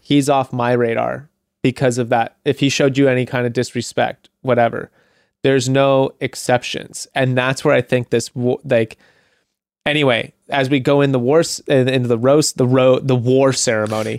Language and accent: English; Santa Monica, California, United States; my hometown